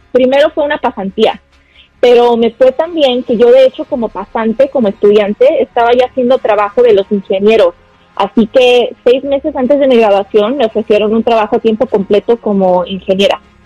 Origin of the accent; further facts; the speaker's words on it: Guadalajara, Jalisco, Mexico; now in United States; Yo soy de Guadalajara, Jalisco, Tapatía.